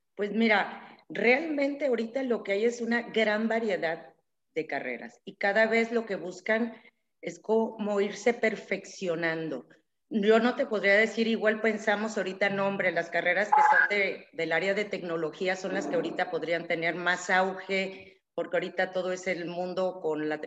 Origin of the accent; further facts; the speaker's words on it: Tabasco, Mexico; also born or lived in Mexico City; tanto mi esposo como yo somos tabasqueños